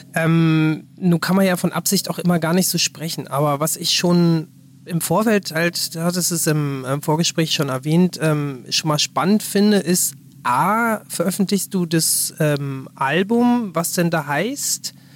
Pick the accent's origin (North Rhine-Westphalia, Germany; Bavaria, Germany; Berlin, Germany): Berlin, Germany; ich bin halt da in der Nähe vom Olympiastadion groß geworden